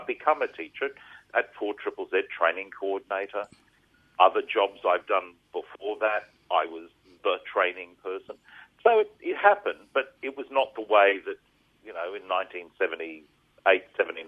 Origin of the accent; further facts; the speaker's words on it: Rockhampton, Queensland, Australia; We came down from Rocky during when we used to have holidays in August.